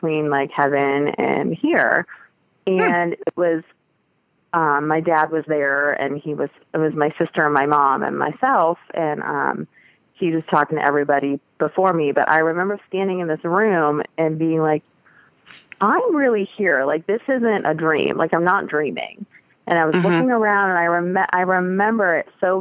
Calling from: Columbus, Ohio, United States; I'm calling from Columbus, Ohio

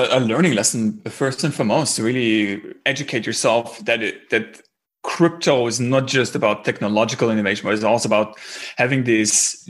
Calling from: Berlin, Germany; English is a second language; Yeah, I'm actually calling in from Berlin. So it's about 7 p.m. here.

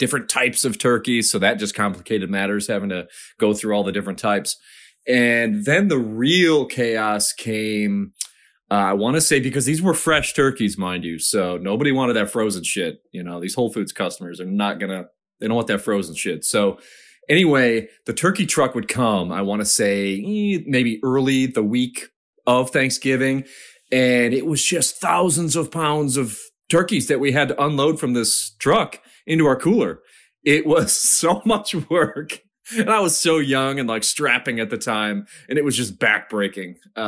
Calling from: Charlotte, North Carolina, United States; I'm calling from Charlotte, North Carolina.

